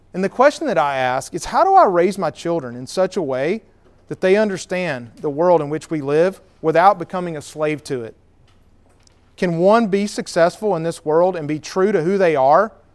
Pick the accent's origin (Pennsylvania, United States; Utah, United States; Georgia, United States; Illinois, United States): Georgia, United States; Cedartown; also born or lived in Marietta; I was hoping to open a restaurant in Cedar Town, my hometown